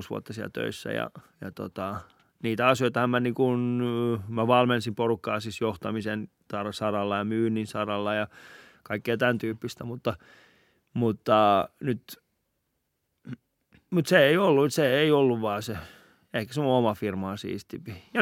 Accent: Helsinki, Uusimaa, Finland; Mä oon itse Kontulasta.

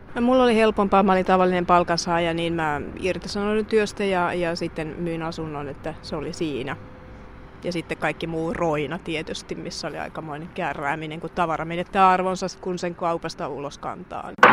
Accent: Finland; moved away as an adult; me ollaan Suomesta

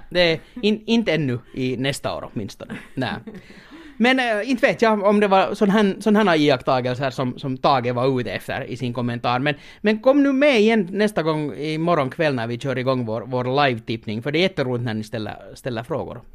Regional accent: Finland; moved away as an adult; now in Portugal; jag är från Finland

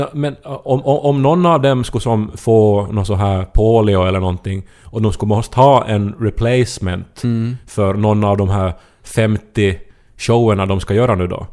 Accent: Ostrobothnia, Finland; jag är uppväxt i Österbotten

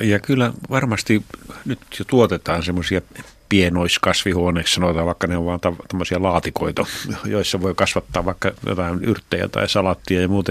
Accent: northern Finland, Finland; moved away; pohjoisessa, mistä mä oon kotoisin

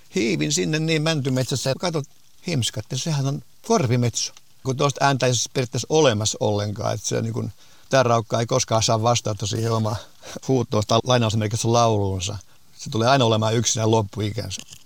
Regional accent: Finland; meillä Suomessa

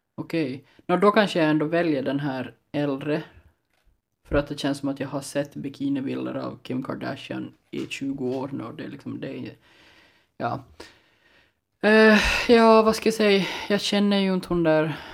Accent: Ostrobothnia, Finland; som österbottning utan någon jättestark relation till spårarna

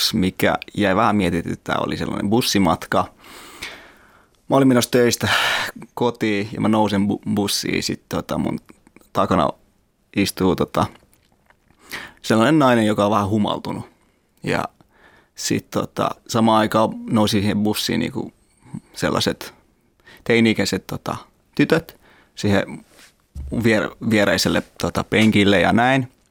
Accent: Afghanistan; now in Finland; kiltti on kuitenkin vaikka mä oon Afganistanista.

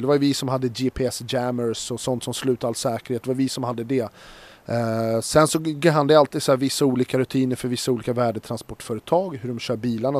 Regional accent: Stockholm, Stockholm County, Sweden; Vi växte upp i, här i Stockholm då, i en liten förort, eller ett så här villaområde

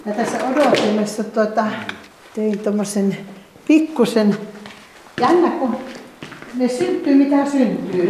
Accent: Ylivieska, North Ostrobothnia, Finland; moved away; mä olen tuolta Pohjanmaalta kotoisin ja Ylivieskasta

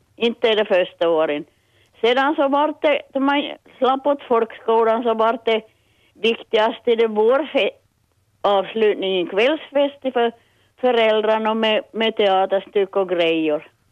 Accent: Petsmo, Ostrobothnia, Finland; Jag är från Petsmo

